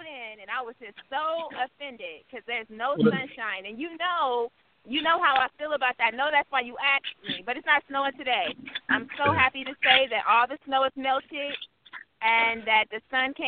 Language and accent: English; Oakland, California, United States; moved away as an adult; also born or lived in Vallejo, California; now in near Portland, Oregon, United States; I'm originally from Oakland, so I know what a hood is